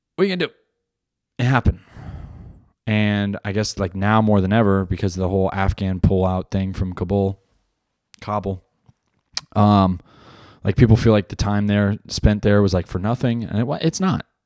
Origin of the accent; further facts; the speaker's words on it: New Jersey, United States; I grew up in Jersey